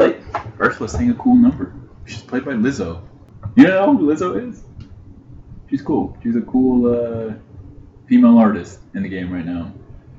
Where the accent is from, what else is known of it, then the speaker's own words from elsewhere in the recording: Utah, United States; We're from Utah.